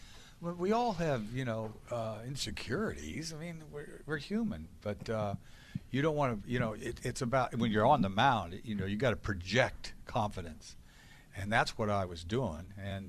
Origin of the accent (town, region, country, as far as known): Boston, Massachusetts, United States